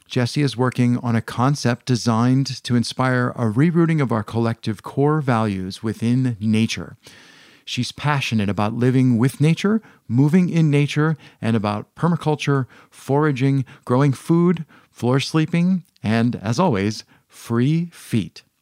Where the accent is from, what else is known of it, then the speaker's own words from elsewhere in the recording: United States; I'm I'm American.